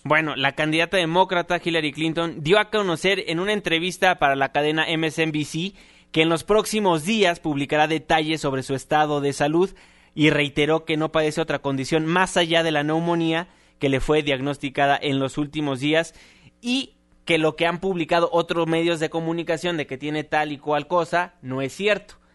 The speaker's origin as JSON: {"language": "Spanish", "country": "Mexico", "said": "como mexicanos"}